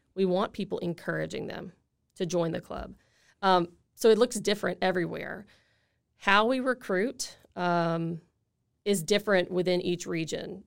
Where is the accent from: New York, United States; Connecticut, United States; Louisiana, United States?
Louisiana, United States; Lafayette; I grew up in Lafayette